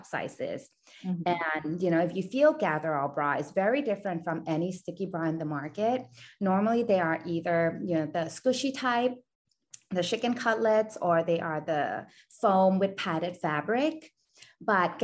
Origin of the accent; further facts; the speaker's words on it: Thailand; I was born and raised in Thailand